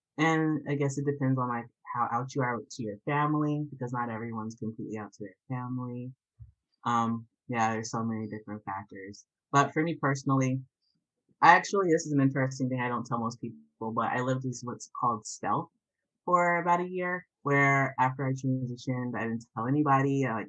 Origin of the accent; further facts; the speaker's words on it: Atlanta, Georgia, United States; also born or lived in North Carolina / Wisconsin / Canada / Albany; Oh, no, I'm from Atlanta, Georgia originally. Atlanta to North Carolina to Wisconsin, then to Canada, then to Albany. So I've, like, bounced all over.